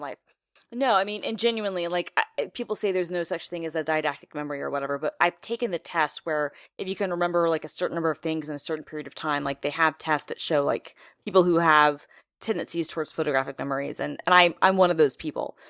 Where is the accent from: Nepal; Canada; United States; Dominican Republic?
United States; Atlanta, Georgia; I grew up in Atlanta